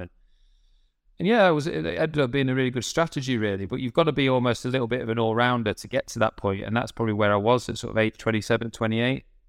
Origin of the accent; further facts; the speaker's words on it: United Kingdom; I was still being British